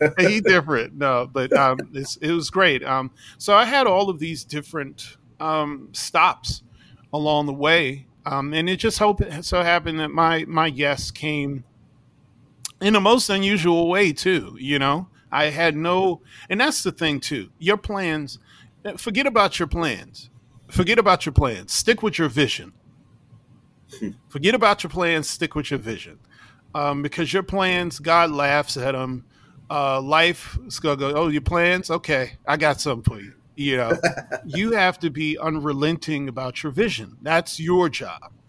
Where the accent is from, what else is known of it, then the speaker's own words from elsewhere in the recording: New York City, New York, United States; I grew up in New York City